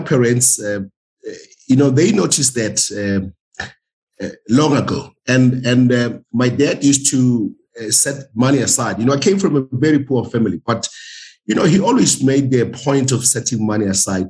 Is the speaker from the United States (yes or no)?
no; Witbank, Mpumalanga, South Africa; moved away as an adult; also born or lived in Cape Town; born there. I grew up there. I went to school there